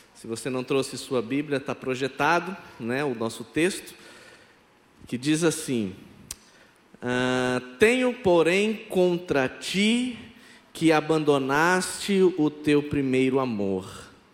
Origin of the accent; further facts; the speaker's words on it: Campinas, São Paulo, Brazil; first language Brazilian Sign Language; Portuguese is a second language; moved away as an adult; now in Petrolina, Brazil; eu sou natural de Campinas, São Paulo, e há mais de 15 anos eu estou morando em Petrolina, Pernambuco